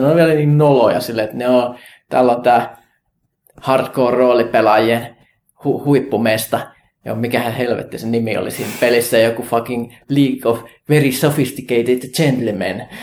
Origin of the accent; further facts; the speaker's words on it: Kajaani, Kainuu, Finland; mä Kajaanista kotosin